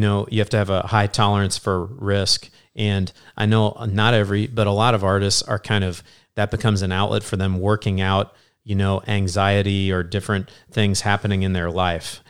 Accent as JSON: {"language": "English", "region": "Southern Illinois", "country": "United States", "tie": "born or raised there", "moved": "yes", "lives_now": "Indianapolis, United States", "said": "I'm from Southern Illinois"}